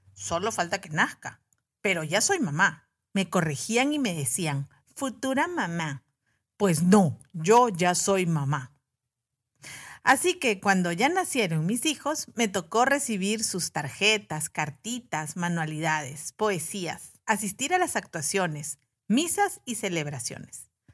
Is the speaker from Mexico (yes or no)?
no; Peru; En Perú, que es mi país de origen